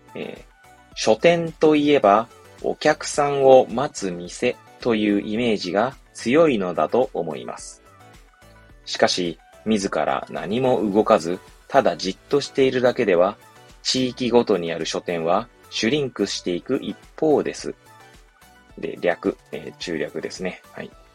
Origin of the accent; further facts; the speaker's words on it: Hachioji, Tokyo, Japan; 私の実家、まあ、東京の八王子ですけど